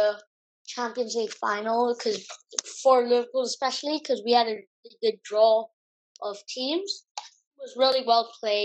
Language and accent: English; India; I'm from India